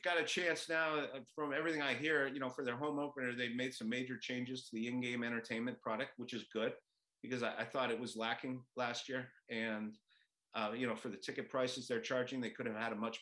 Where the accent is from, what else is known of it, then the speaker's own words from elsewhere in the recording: Montreal, Quebec, Canada; now in Seattle, United States; I grew up in Montreal